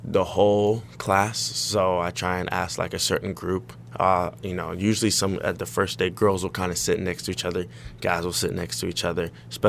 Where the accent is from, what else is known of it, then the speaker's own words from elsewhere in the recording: Stockton, California, United States; we're both from Northern California. I'm from Stockton.